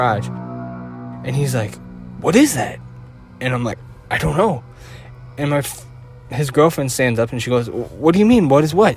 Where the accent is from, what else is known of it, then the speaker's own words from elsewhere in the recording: Chicago, Illinois, United States; I'm from Chicago